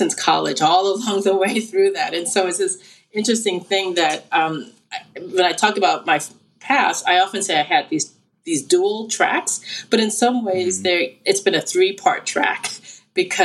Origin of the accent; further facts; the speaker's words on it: New York City, New York, United States; moved away as an adult; also born or lived in Berkeley, California; now in Indianapolis, United States; I'm a native of Brooklyn and Staten Island and Manhattan